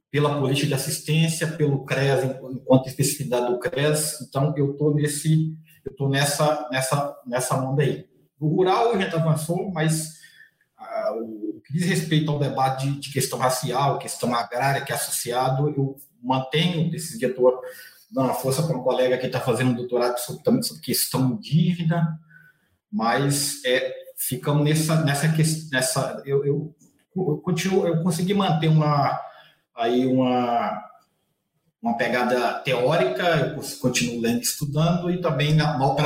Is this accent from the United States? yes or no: no; Minas Gerais, Brazil; accent: Bahia-like; mineiro lá do norte de Minas, então sou mineiro com um sotaque muito mais baiano do que para o mineiro de Belo Horizonte